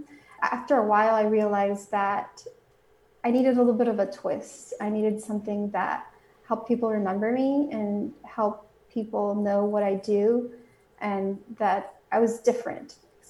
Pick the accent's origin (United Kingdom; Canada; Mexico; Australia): Mexico; now in United States; I was raised both in Mexico and here in the United States, so I speak Spanish